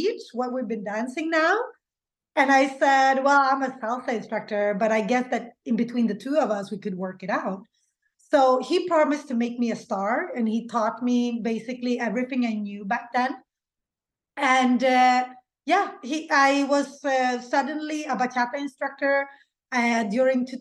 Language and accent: English; Sweden; English is a second language; My parents are Latin American, but they didn't teach me Spanish. So I had to learn in school with the Swedish kids